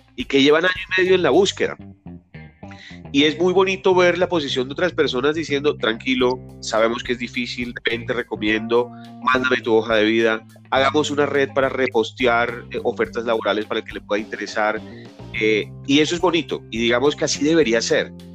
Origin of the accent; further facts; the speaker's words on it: Barranquilla, Atlántico, Colombia; moved away as an adult; now in Bogotá, Colombia; yo soy barranquillero, tengo 48 años, vivo en Bogotá hace 26 años